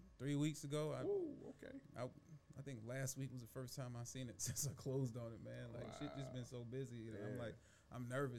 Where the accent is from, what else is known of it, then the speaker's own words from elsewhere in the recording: New York City, New York, United States; also born or lived in Charleston, South Carolina; Bronx, New York, born and raised. Okay. I did a 2-month stint in Charleston, South Carolina, and I hated it.